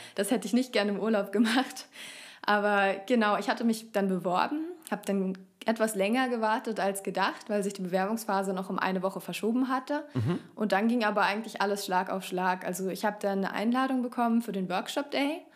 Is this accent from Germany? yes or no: yes; Fürstenfeldbruck, Bavaria, Germany; moved away; also born or lived in Augsburg; wir kommen so aus Fürstenfeldbruck bei München